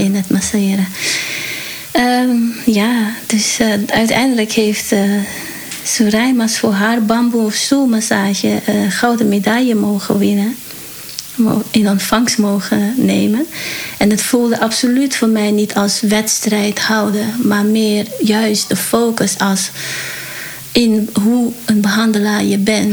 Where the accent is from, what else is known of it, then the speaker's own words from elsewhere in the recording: Paramaribo, Suriname; now in Netherlands; geboren in Suriname, Paramaribo. En van origine Javaanse, dus Javaans-Surinaams